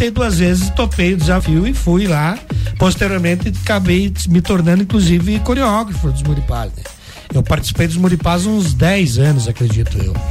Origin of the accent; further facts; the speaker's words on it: Lages, Santa Catarina, Brazil; also born or lived in Vacaria, Rio Grande do Sul / Porto Alegre; nasci em Vacaria, vim para Lages com seis anos de idade